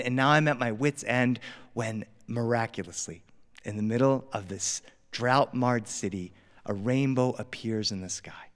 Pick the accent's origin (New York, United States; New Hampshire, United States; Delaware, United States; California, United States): Delaware, United States; now in Los Angeles, United States; I grew up on the East Coast. I grew up in Delaware